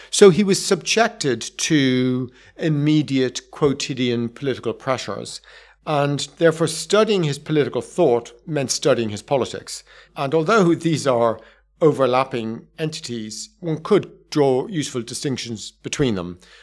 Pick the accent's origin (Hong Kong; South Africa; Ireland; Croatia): Ireland; I'm from Southern Ireland, not from Northern Ireland